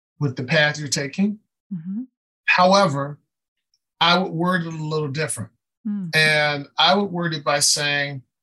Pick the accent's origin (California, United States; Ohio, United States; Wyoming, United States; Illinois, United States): Illinois, United States; Chicago; I grew up on the west side of Chicago